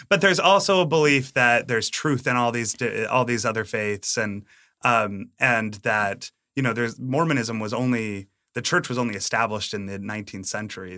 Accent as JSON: {"language": "English", "region": "Massachusetts", "country": "United States", "tie": "born or raised there", "also_born_or_lived": "Utah", "said": "I grew up in Massachusetts."}